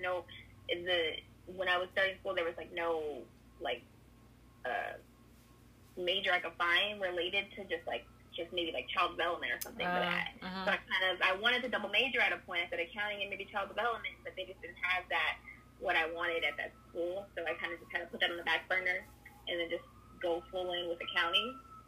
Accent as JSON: {"language": "English", "region": "California", "country": "United States", "tie": "born or raised there", "said": "Yeah, so I grew up in California, been here my whole life"}